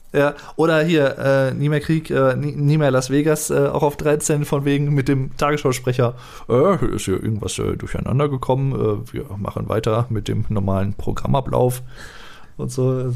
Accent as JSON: {"language": "German", "country": "Germany", "said": "als Deutscher"}